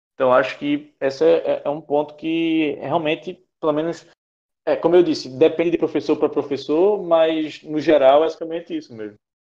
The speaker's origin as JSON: {"language": "Portuguese", "town": "Recife", "region": "Pernambuco", "country": "Brazil", "tie": "born or raised there", "moved": "as an adult", "lives_now": "João Pessoa, Brazil", "said": "eu não, não sou daqui, eu sou de Recife, então fiz toda a minha, minha vida escolar em Recife"}